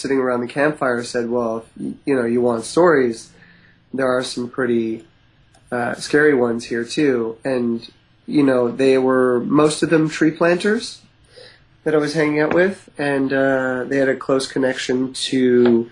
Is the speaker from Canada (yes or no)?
yes; East Coast, Canada; now in West Coast, Canada; I grew up in the East Coast